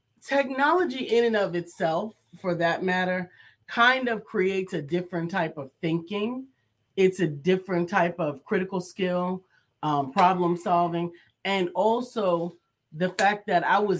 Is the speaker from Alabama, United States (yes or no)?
no; New York, United States; I'm from New York.